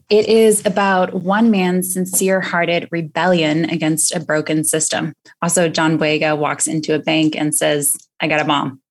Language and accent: English; Boston, Massachusetts, United States; moved away; I'm from Boston